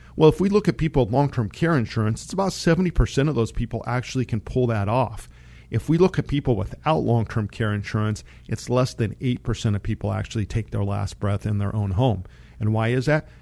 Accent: Monte Vista, Colorado, United States; I grew up in Monta Vista, Colorado.

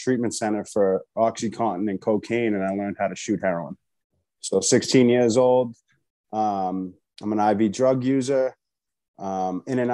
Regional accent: Boston, Massachusetts, United States; So I'm from Boston, Massachusetts.

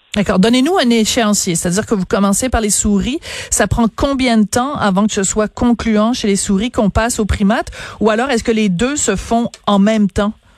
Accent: Quebec, Canada; chez nous au Québec

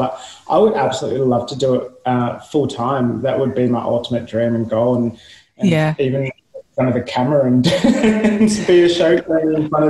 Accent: Geelong, Victoria, Australia; also born or lived in Melbourne; I grew up in Geelong. So my family is still based in Geelong.

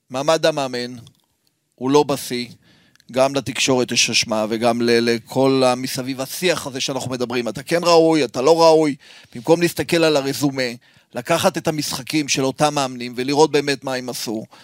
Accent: Haifa, Haifa District, Israel; אני גדלתי שם, אני גדלתי שם

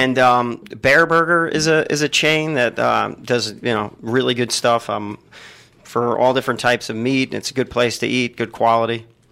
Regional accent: New Jersey, United States; now in Columbus, United States; growing up in New Jersey

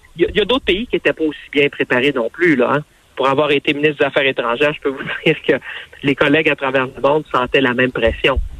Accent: Canada; chez nous au Canada

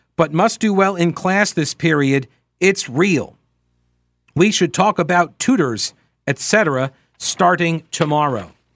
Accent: New York, United States; moved away; I'm originally from New York

